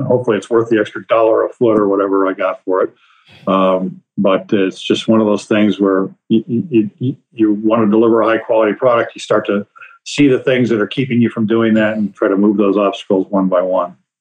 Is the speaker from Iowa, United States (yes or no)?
yes; Iowa, United States; moved away as an adult; moved back to my home state of Iowa